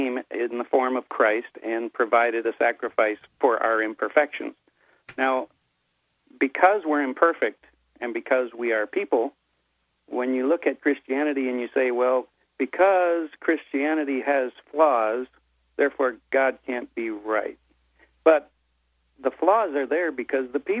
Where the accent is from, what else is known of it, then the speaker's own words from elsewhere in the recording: United States; first language English; I'm from the U.S. of A.